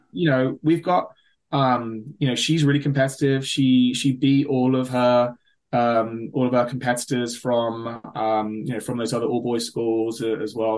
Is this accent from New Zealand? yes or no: no; London, United Kingdom; moved away as an adult; now in Maryland, United States; I grew up in the London area.